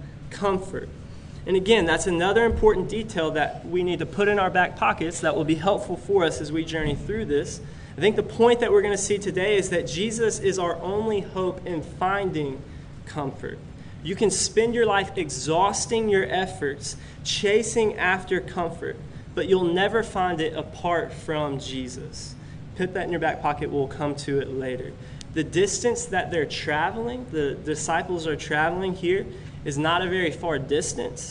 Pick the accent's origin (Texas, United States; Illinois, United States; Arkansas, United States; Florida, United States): Florida, United States; Pensacola; I grew up in Pensacola, Florida